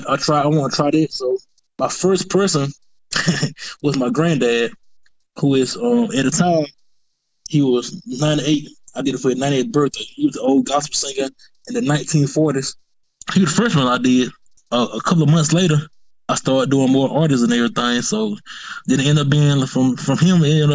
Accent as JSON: {"language": "English", "town": "Macon", "region": "Georgia", "country": "United States", "tie": "born or raised there", "said": "growing up in Macon, you know, like I didn't know, like, you know, coming from Pleasant Hill"}